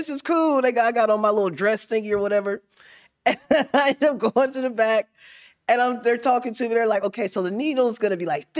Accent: Middletown, Ohio, United States; I said, I am, too. I'm from Middletown.

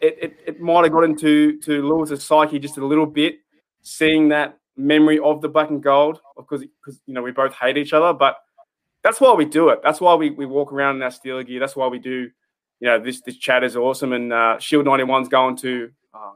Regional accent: Australia; I'm from Australia

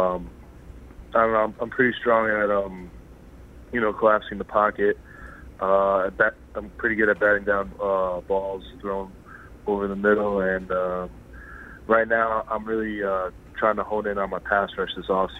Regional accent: New Fairfield, Connecticut, United States; moved away as an adult; also born or lived in Ottawa, Canada / Edmonton, Canada; I grew up in New Fairfield, Connecticut in the United States.

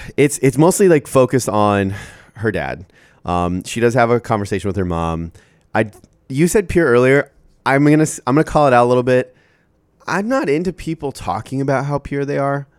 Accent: Iowa, United States; As an Iowan

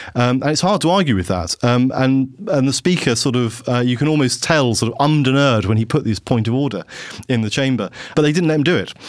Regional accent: Havant, South East England, United Kingdom; also born or lived in London; I worked for David Willits, who was my hometown M P

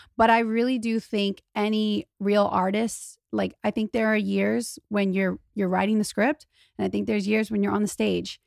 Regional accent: Louisiana, United States; moved away as an adult; now in Los Angeles, United States; I'm from Louisiana. I'm not even from a place where rich people are around

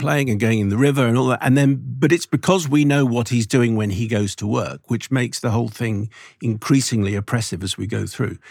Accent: London, United Kingdom; I'm born, I was born in Southgate

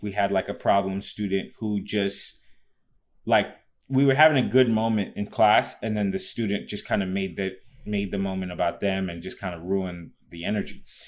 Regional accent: Fort Lauderdale, Florida, United States; moved away; when I grew up in Fort Lauderdale

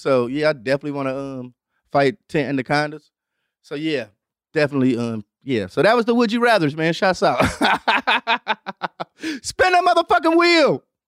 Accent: Detroit, Michigan, United States; i grew up on Devil's night

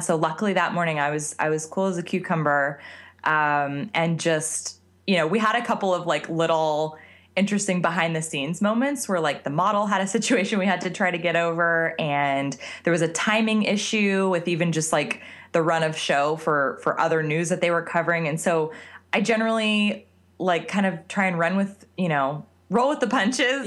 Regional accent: Scottsdale, Arizona, United States; moved away; I grew up in Scottsdale, Arizona

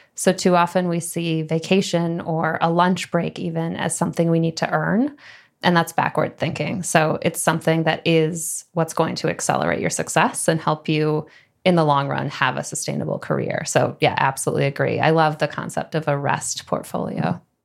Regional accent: Midwest, United States; moved away as an adult; also born or lived in San Francisco / New York; I grew up in the Midwest

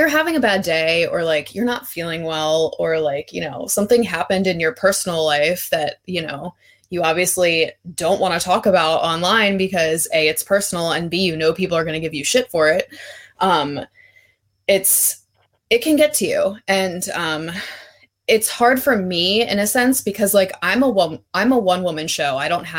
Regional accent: Baltimore, Maryland, United States; I am from Baltimore, so I am a Ravens fan

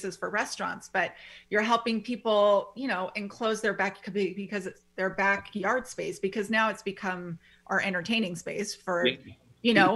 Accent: Midwest, United States; moved away; I grew up in the Midwest and they're all about the screened-in porches.

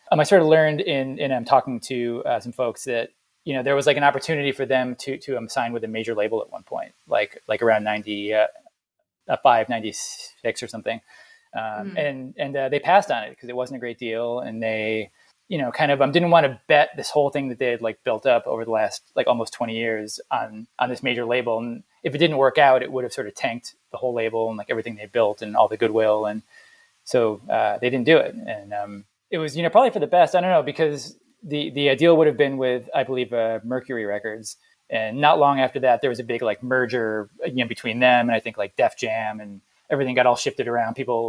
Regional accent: Jamaica

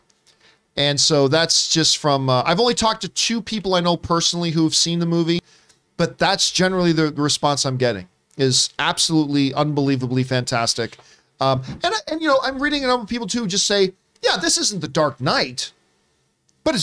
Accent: Canada; moved away; my home country of the Canada

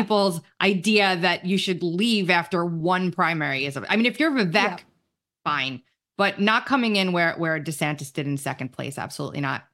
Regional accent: New York, United States; now in South Carolina, United States; I'm from New York.

